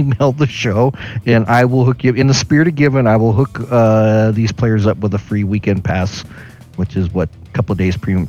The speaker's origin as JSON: {"language": "English", "town": "Sacramento", "region": "California", "country": "United States", "tie": "born or raised there", "said": "I grew up in Sacramento"}